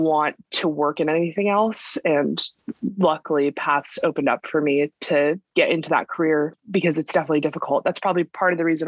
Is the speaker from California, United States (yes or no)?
yes; California, United States; I was born and raised in California